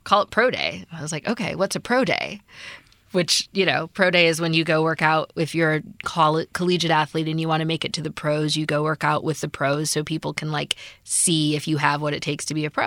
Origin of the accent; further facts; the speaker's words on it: Midwest, United States; also born or lived in San Francisco; now in Los Angeles, United States; I grew up in the Midwest, love sports